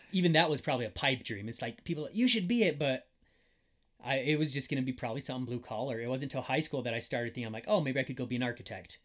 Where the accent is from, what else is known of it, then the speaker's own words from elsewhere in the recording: Wyoming, United States; I grew up in middle of nowhere in Wyoming